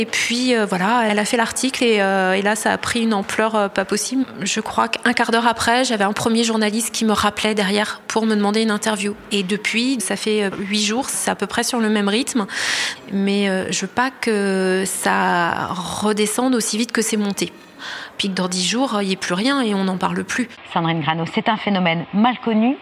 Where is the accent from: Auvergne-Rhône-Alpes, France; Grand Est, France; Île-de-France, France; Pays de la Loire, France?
Pays de la Loire, France; Je suis née en Loire-Atlantique, j'ai jamais beaucoup bougé